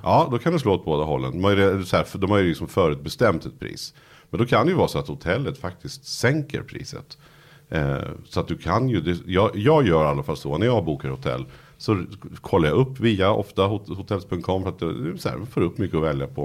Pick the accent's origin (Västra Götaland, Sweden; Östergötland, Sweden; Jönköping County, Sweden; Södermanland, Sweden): Södermanland, Sweden; Nyköping; moved away as an adult; now in Stockholm, Sweden; jag var från Nyköping